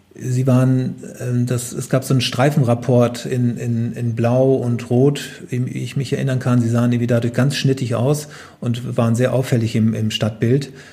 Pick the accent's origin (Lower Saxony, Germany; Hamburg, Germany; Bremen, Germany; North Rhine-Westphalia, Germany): Lower Saxony, Germany; Oldenburger Münsterland, Cloppenburg district; moved away; also born or lived in Braunschweig; Bin nicht in Braunschweig aufgewachsen, sondern im Südolmunger Münsterland, in mhm. einem hm. kleinen Dorf im Kreis Kloppenburg. Und dort bin ich auf einem Bauernhof aufgewachsen. Das ist natürlich auch tiefstes Niedersachsen.